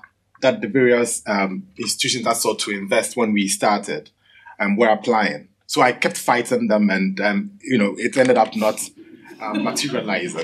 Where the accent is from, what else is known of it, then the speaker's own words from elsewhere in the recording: Ghana; I'm from Ghana.